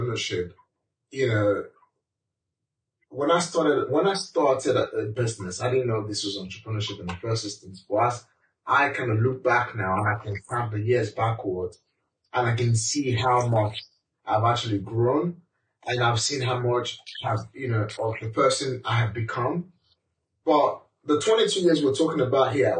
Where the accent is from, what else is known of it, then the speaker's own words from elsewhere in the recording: Nigeria; moved away as an adult; now in United Kingdom; as a black man, as a Nigerian, you know, as an immigrant